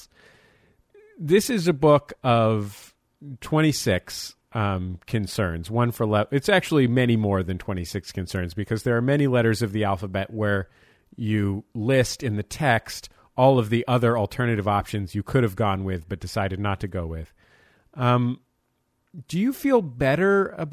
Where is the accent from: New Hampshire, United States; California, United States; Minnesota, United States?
California, United States; San Francisco; I grew up in San Francisco